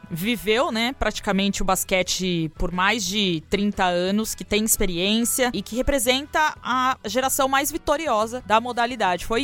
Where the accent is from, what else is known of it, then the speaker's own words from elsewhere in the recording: Brazil; Porque eu sou brasileira.